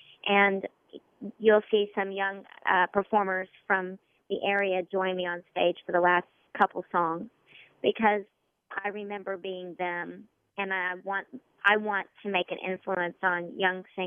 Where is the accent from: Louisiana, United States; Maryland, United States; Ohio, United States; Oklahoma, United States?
Oklahoma, United States; I'm from Oklahoma, so I don't have things that have been that old around me.